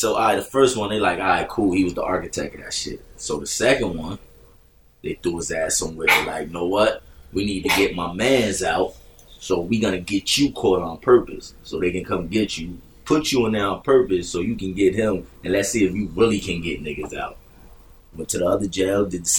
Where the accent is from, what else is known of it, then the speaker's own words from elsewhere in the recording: Grand Street Projects, New Jersey, United States; I grew up in two buildings. My projects only had two buildings. I grew up in Grand Street Project